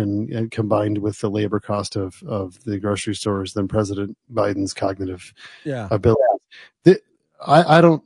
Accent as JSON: {"language": "English", "country": "United States", "tie": "born or raised there", "also_born_or_lived": "New Jersey", "moved": "yes", "lives_now": "Michigan, United States", "said": "where I grew up in New York and New Jersey"}